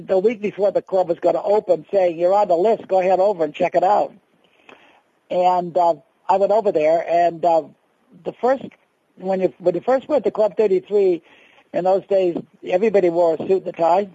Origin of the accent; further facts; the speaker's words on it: Boston, Massachusetts, United States; now in Lake Forest, United States; growing up in the Great Depression, living back in Boston, and then finally coming to California